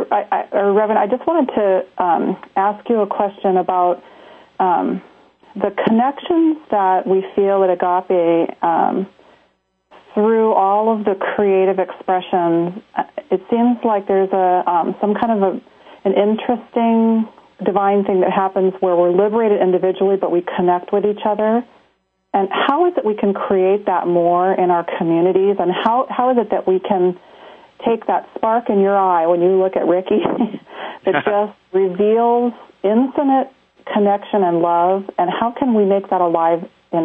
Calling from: Yorba Linda, California, United States; I'm from Yorba Linda.

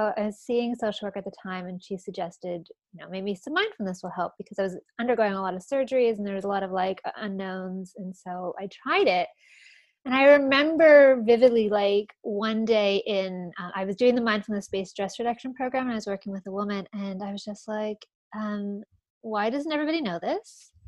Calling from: Toronto, Ontario, Canada; From Toronto in Canada.

